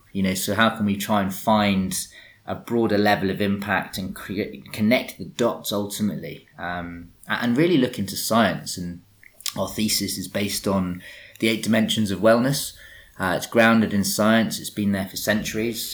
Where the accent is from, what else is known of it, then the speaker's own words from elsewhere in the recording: England, United Kingdom; accent: English; my English accent